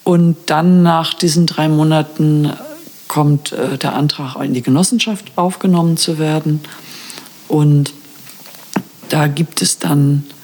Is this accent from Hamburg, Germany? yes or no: yes; Hamburg, Germany; now in Brandenburg, Germany; Also ich bin ursprünglich aus Hamburg.